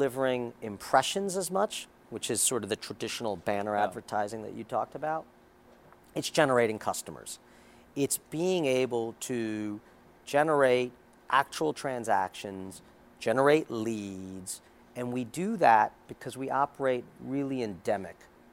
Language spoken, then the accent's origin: English; New York City, New York, United States; I grew up in Queens. I'm born and bred New Yorker